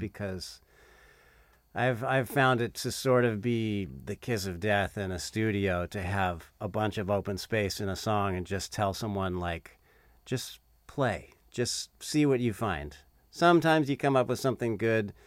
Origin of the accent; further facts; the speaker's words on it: Southern California, United States; moved away as an adult; now in North Carolina, United States; I moved to North Carolina in 2007. Uh, so I grew up in um, I grew up in Southern California.